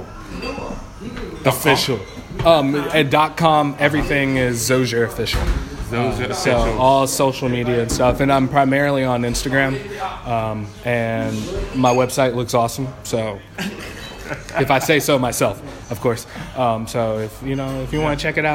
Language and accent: English; Augusta, Georgia, United States; now in Seattle, United States; I grew up in Augusta, Georgia